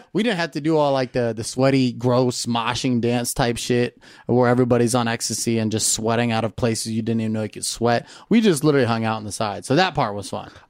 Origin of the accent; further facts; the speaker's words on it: Camarillo, California, United States; also born or lived in Naperville, Illinois; I grew up in Camarillo, California